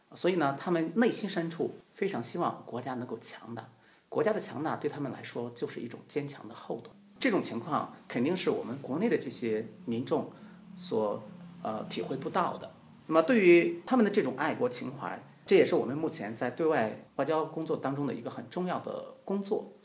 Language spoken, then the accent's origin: Chinese; China; 我们中国人